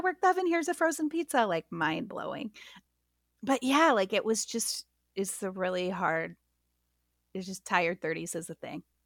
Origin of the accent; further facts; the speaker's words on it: Midwest, United States; now in Atlanta, United States; I was not raised southern, I was raised in the Midwest